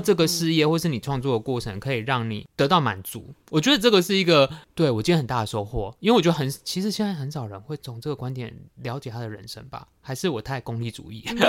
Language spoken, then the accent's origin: Chinese; Tainan, Taiwan; 身为台南人，我有一点惭愧，因为我对总爷其实非常不熟